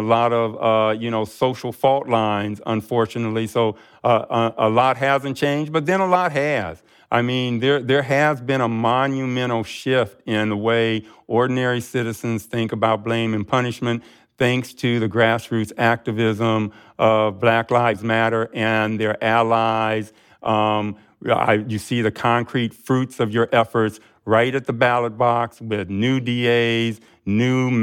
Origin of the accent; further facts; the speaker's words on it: Akron, Ohio, United States; I grew up in Akron, Ohio